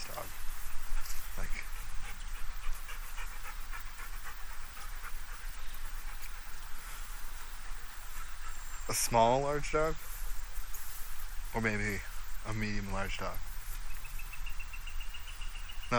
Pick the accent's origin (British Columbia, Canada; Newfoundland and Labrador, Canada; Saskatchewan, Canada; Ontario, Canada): Ontario, Canada; Brampton; also born or lived in Georgetown; My studio is still in Brampton, even though I was born in Brampton. Sometimes I feel like my heart's in Brampton.